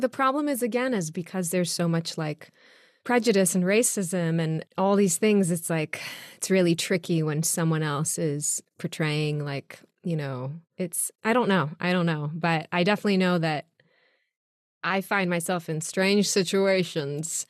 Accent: Israel; moved away; also born or lived in New York; I was born and raised in Israel

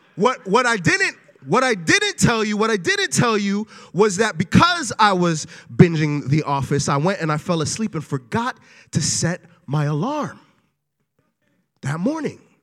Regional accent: New York City, New York, United States; moved away; I am originally from Brooklyn, New York.

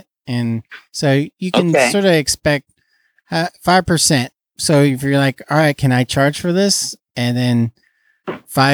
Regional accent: Fresno, California, United States; We're all from Fresno

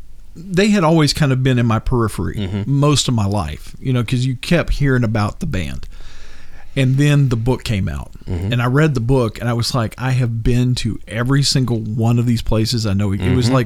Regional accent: Glasgow, Kentucky, United States; moved away; also born or lived in Nashville, Tennessee; I'm actually originally from Glasgow, Kentucky, which is just over from me.

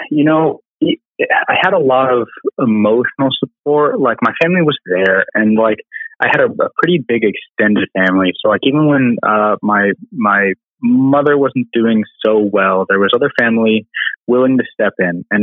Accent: Albuquerque, New Mexico, United States; moved away as an adult; also born or lived in Alabama; I was born and raised in Albuquerque, New Mexico, and uh, which is kind of a big dichotomy city. So there's a lot of super rich areas and a lot of super poor areas. And I grew up in the super poor area.

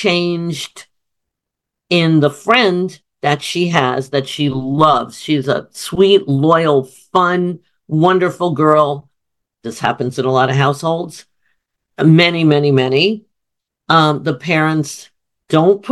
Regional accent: Summit, New Jersey, United States; where we lived in Summit, New Jersey

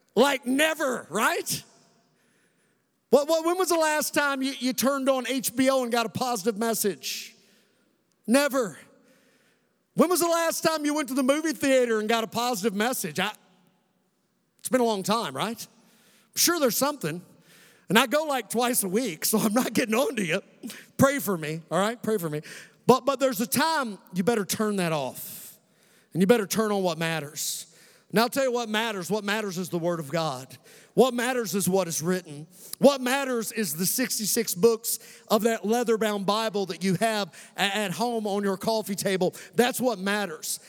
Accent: Western Kentucky, United States; also born or lived in Colorado; This kid who grew up right here in Western Kentucky, Commonwealth of Kentucky

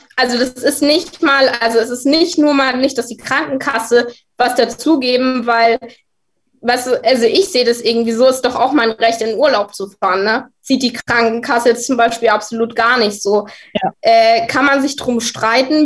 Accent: Munich, Bavaria, Germany; bei uns in München

